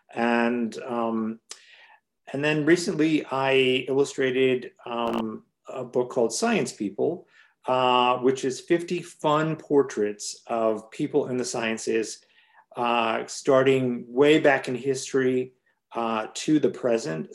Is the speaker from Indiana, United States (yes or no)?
yes; Hammond, Indiana, United States; now in Chicago, United States; I grew up outside of Chicago in Hammond, Indiana, and in Chicago, where is where I live now